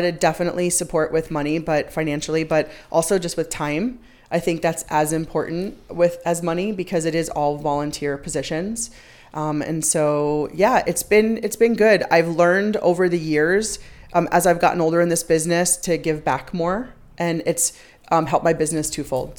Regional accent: Long Island, New York, United States; moved away as an adult; also born or lived in Boston; I grew up on Long Island, so I'm an East Coaster.

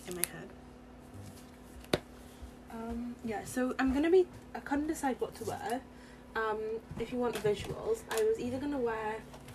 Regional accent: Wales, United Kingdom; We're really Welsh

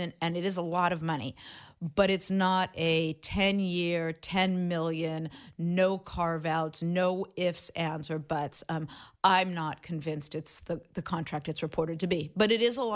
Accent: Los Angeles, California, United States; I grew up in Los Angeles

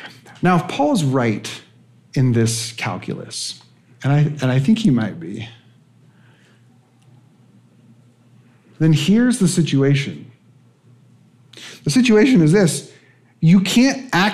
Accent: West Coast, United States; I'm from the West Coast

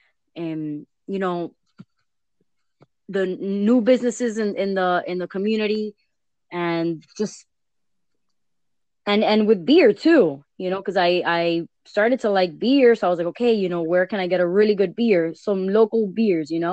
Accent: Miami, Florida, United States; I was born and raised in Miami

